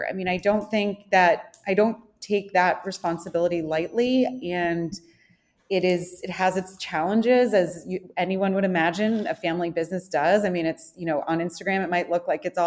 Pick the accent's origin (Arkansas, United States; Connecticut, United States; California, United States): Connecticut, United States; moved away as an adult; also born or lived in North Carolina / New York City; grew up in Connecticut